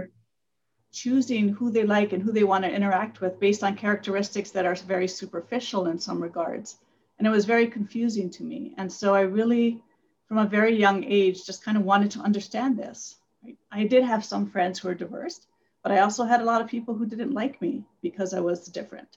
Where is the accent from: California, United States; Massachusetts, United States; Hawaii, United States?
Hawaii, United States; moved away; also born or lived in Asia / Micronesia; I grew up in Hawaii